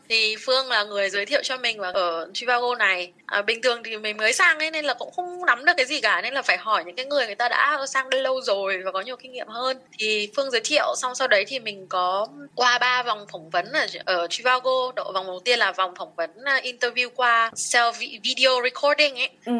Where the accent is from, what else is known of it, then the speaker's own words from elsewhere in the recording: Vietnam; mình là người Việt Nam